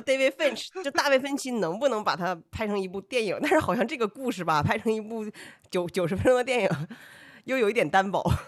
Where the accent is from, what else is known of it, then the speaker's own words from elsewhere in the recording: Northeast China, China; 我是一个东北人